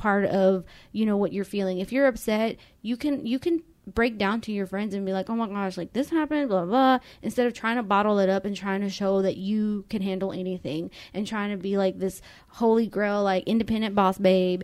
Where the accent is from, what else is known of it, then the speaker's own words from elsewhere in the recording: Mexico; now in United States; we grew up in Mexico